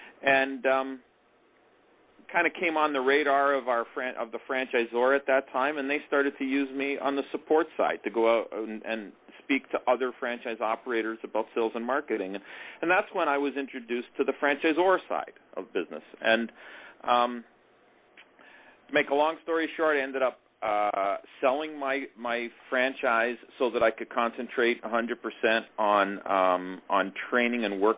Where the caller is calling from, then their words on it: Toronto, Ontario, Canada; I'm here in beautiful Toronto, Ontario, and we're in the west end of the city here